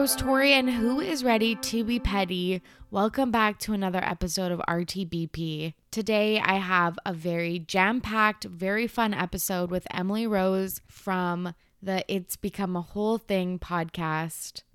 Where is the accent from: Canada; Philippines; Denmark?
Canada